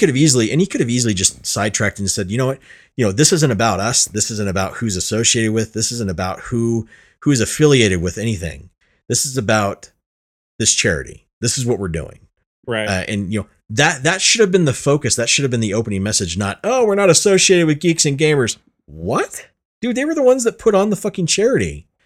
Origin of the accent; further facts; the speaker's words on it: Illinois, United States; I'm from I'm Illinois.